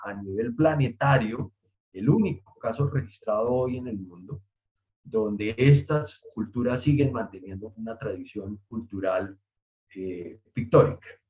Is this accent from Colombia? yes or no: yes; Colombia; como colombianos